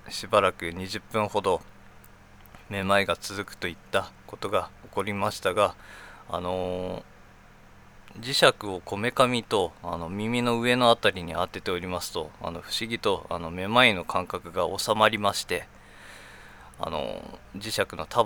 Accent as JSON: {"language": "Japanese", "country": "Japan", "said": "成人です39歳です日本人です日本からあの通信を行っております"}